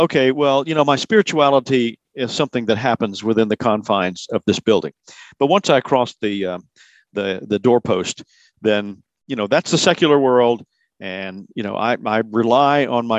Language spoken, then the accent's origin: English; South Carolina, United States; The neighborhood where I grew up here in South Carolina